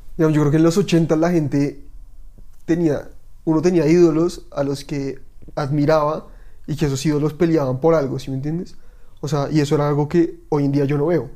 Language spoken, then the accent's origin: Spanish; Bogotá, Bogotá Capital District, Colombia; soy como todo rolo auténtico